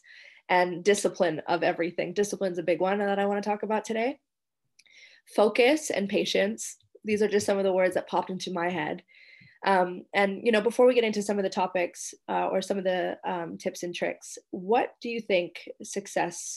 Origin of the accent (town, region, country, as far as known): Canada; now in Indonesia